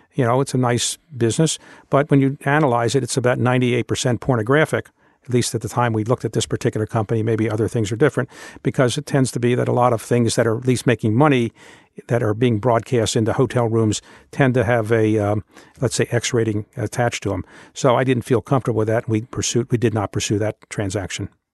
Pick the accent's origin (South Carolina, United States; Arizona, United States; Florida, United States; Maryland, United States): Maryland, United States; Baltimore; moved away as an adult; when I was growing up in Baltimore, Baltimore was the eighth largest city in the United States